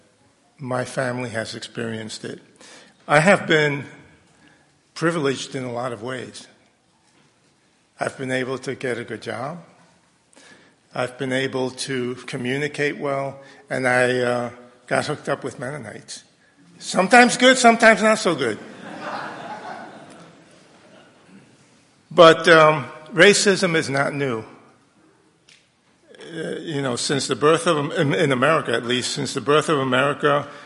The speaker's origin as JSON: {"language": "English", "town": "New York City", "region": "New York", "country": "United States", "tie": "born or raised there", "said": "I grew up in New York City in integrated schools"}